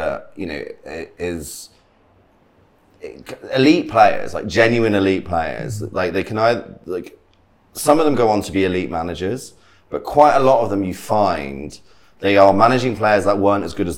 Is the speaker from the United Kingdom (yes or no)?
yes; Birmingham, West Midlands, United Kingdom; I'm from Birmingham